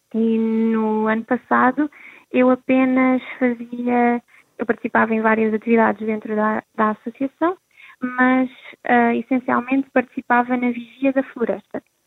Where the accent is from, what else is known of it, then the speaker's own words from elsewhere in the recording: Rio Maior, Santarém District, Portugal; estou a organizar um ATL uh, eh, para os jovens da da minha aldeia